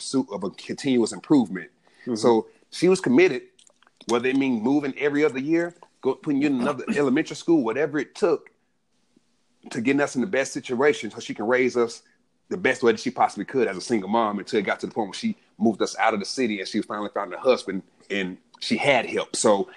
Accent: Atlanta, Georgia, United States; growing up in Southwest Atlanta, we moved around a lot

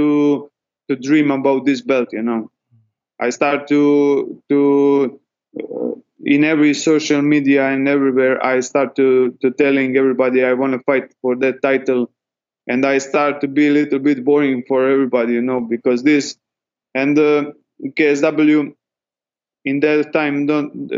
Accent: Dubrovnik, Dubrovnik-Neretva County, Croatia; I will fight for that belt in my country, in Croatia. I'm usually from Dubrovnik.

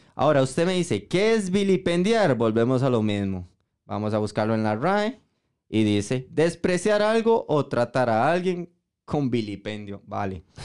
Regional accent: Costa Rica; como costarricenses

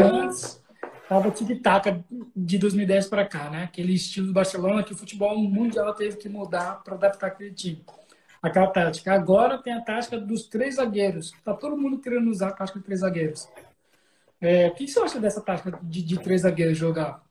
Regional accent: São Paulo, Brazil; also born or lived in Cuiabá, Mato Grosso; Eu nasci em Cuiabá. Mas também cresci em São Paulo, então, né, sou paulista cuiabano

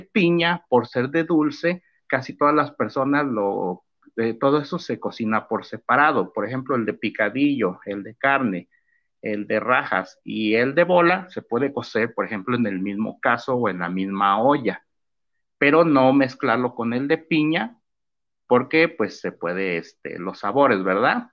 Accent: Tuxpan, Jalisco, Mexico; el trabajo de mi pueblo Tuxpan, Jalisco

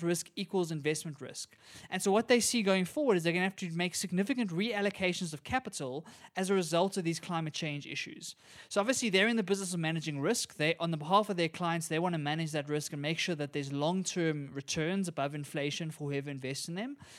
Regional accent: South Africa; as a South African

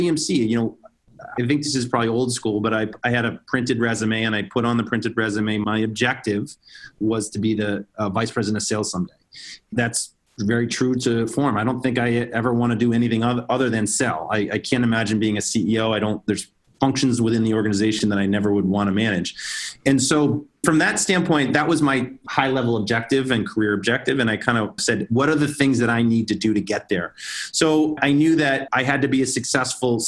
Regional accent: Boston, Massachusetts, United States; moved away as an adult; also born or lived in San Francisco Bay Area; I grew up in the Boston area

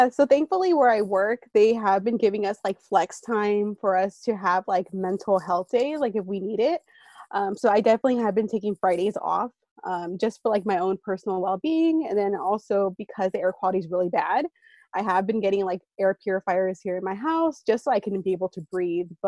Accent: East Bay, San Francisco Bay Area, California, United States; moved away as an adult; also born or lived in Santa Cruz, United States / New York City, United States / Washington, D.C., United States; I'm originally from the San Francisco Bay Area. So throughout this interview, I might refer to the Bay Area. That's what I'm talking about. Um, so I'm from the East Bay. That's a section of it. So it's between um, Oakland and San Jose. So that's where I grew up.

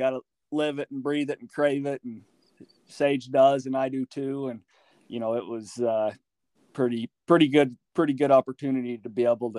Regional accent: Randolph, Utah, United States; I'm from Randolph, Utah. It's kind of northeastern corner of Utah

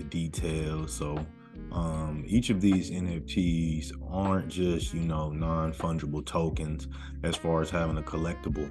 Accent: United States; me as an American

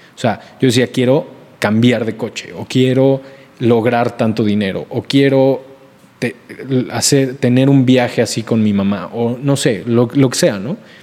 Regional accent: Mexico; also born or lived in Puebla

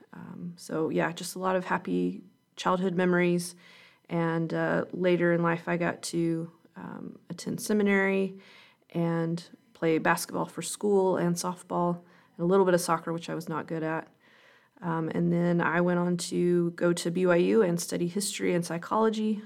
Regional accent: Calhoun, Georgia, United States; was born and raised in Calhoun, Georgia

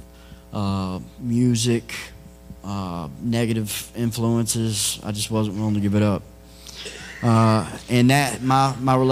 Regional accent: Texas, United States; I was raised in Texas by my mom and stepdad

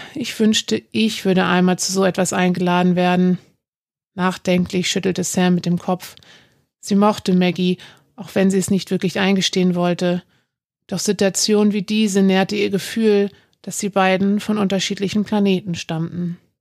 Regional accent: Hamburg, Germany; Ich bin Nordlicht, gebürtig aus Hamburg

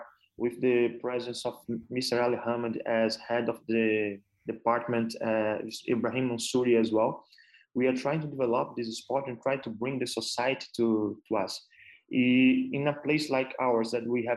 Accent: Brazil; moved away as an adult; now in United Arab Emirates; I'm from Brazil

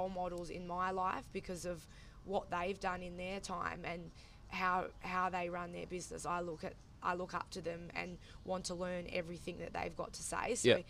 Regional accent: Karratha, Western Australia, Australia; because obviously we're from Karratha, Port Hedland

